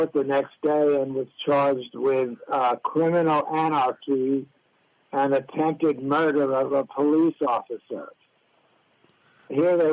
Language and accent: English; the American West, United States; I grew up in the American West